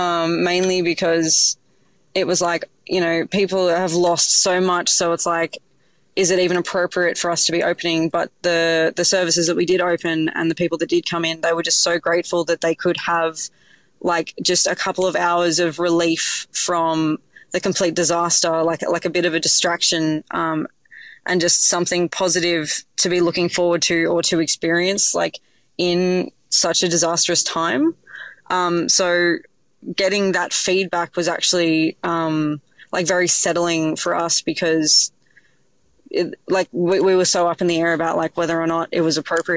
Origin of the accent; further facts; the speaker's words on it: Sydney, New South Wales, Australia; I grew up in Sydney, and my mum from like a really young age saw that I had like a real love for cooking.